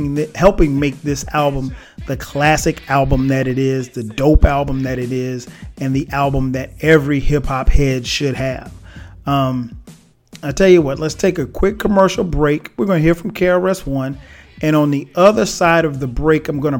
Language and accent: English; Florence, South Carolina, United States; kid growing up in South Carolina, a little small town, Florence, South Carolina